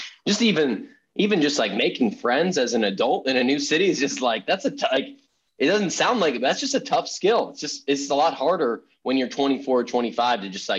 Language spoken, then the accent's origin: English; Boston, Massachusetts, United States; moved away as an adult; now in San Francisco, United States; grew up in Boston, went to school there, was living there for about 9 months